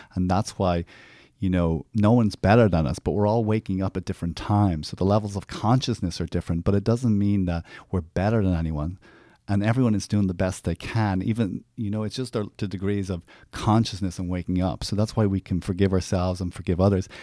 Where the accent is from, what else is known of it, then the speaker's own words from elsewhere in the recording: Ireland; Growing up, I grew up in Ireland